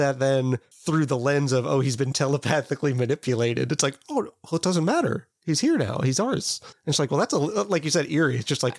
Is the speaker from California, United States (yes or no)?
no; Kansas, United States; maybe this is just because I'm from Kansas